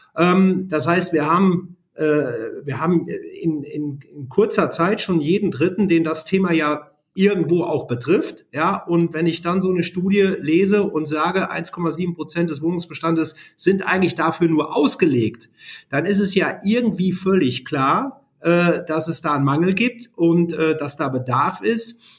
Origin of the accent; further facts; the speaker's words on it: Siegen, North Rhine-Westphalia, Germany; ich komme gebürtig aus Siegen